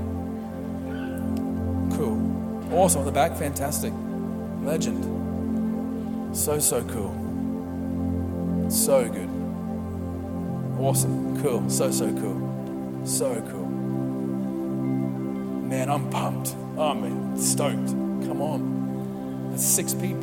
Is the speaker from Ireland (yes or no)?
no; Mackay, Queensland, Australia; moved away; we come from Mackay, is where I grew up, and it's a sugar city, sugar cane everywhere.